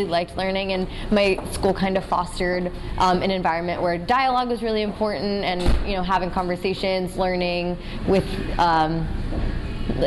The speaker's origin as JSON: {"language": "English", "town": "Murrysville", "region": "Pennsylvania", "country": "United States", "tie": "born or raised there", "also_born_or_lived": "New York", "moved": "as an adult", "said": "I grew up in Murrysville, Pennsylvania, which is a small town outside of Pittsburgh."}